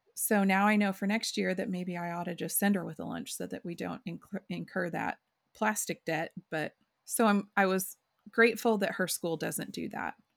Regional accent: rural Oklahoma, United States; I grew up in Oklahoma, and I grew up in rural Oklahoma

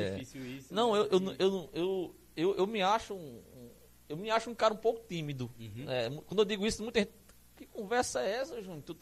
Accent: Serra Branca, Paraíba, Brazil; eu sou, eu sou nascido e criado em Serra Branca. Sou serra-branquense de coração, de alma e coração, nascido e criado naquela cidade. É, é, um jovem de Serra Branca, lutador, sonhador, batalhador caririzeiro nato, onde eu chego, eu falo que sou caririzeiro

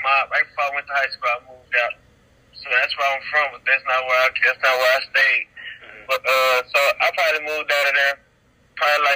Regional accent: Dallas, Texas, United States; also born or lived in Red Oak, Texas; I'm a 19-year-old rapper from Dallas, Texas

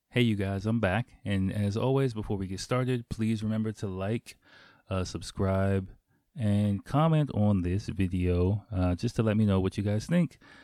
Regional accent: Washington, District of Columbia, United States; moved away as an adult; now in Tokyo, Japan; growing up in Washington, D C in, like, the early to mid-nineties

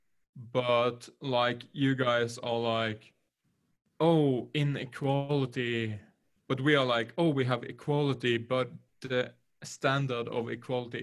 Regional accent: Norway; I'm from Norway

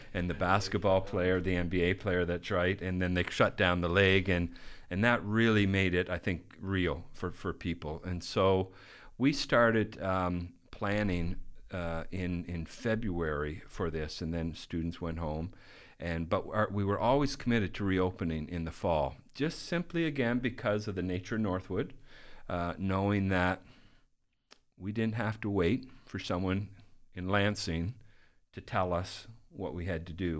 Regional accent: Canada; moved away as an adult; now in Midland, United States

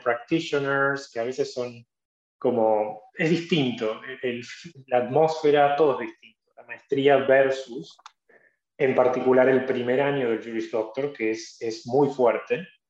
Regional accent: Argentina; moved away as an adult; also born or lived in North Carolina, United States; now in New York, United States; Ya no soy un abogado argentino que hizo una maestría, soy un abogado americano

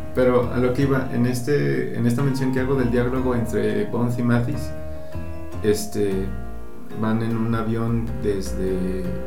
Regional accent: Mexico; como mexicano

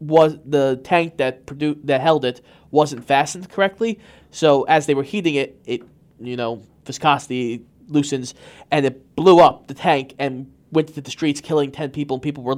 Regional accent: United States; I'm American.

